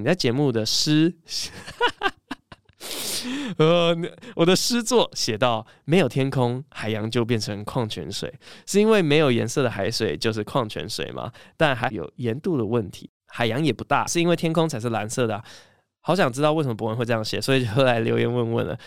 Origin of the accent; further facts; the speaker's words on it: Taiwan; first language English; Chinese is a second language; also born or lived in United States; 小时候在美国长大，因为真的英文算是我第一语言，然后回台湾之后中文算第二语言